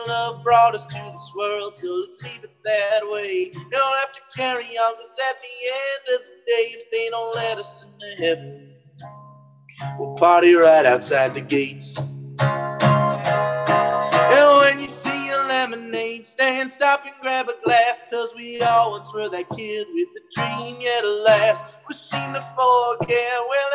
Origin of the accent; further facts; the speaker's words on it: New Jersey, United States; moved away as an adult; now in New York City, United States; where I'm from in New Jersey, it's not rural. It's like it's a suburb, but it's way quieter